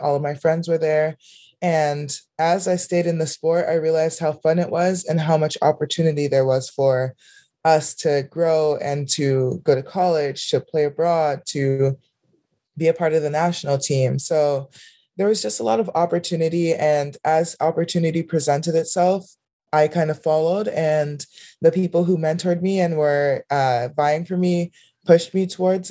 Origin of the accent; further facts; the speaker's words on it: Miami, Florida, United States; I grew up in Miami, Florida